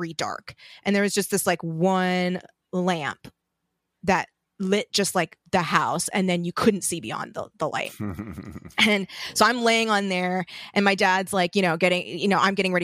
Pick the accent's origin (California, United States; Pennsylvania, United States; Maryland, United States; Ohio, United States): California, United States; Torrance; I grew up in Torrance, which okay. for people not familiar, it's just a suburb outside of LA.